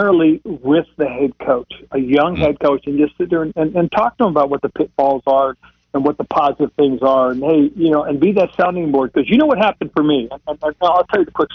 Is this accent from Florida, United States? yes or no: no; Monterey, California, United States; moved away; also born or lived in Charlotte, North Carolina; Monterey, California, my hometown area